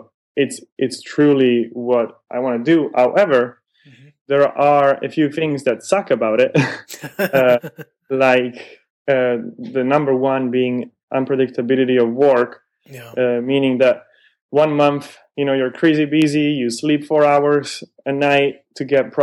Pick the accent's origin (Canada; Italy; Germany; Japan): Italy; Milan, Lombardy; moved away as an adult; now in San Francisco, United States; I'm originally from Milan